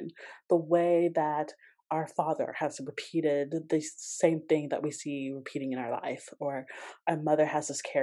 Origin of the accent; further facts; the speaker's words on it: Georgia, United States; I grew up in Georgia and they used to take us to plantations for field trips.